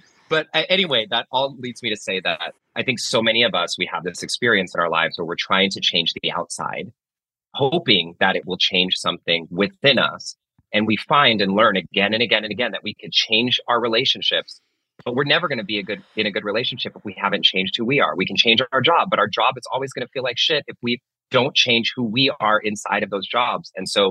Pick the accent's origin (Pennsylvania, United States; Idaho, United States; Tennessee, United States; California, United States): California, United States; Pittsburg; I grew up in Northern California, actually, in a town called Pittsburgh, California. A lot of people don't know there's a Pittsburgh in California.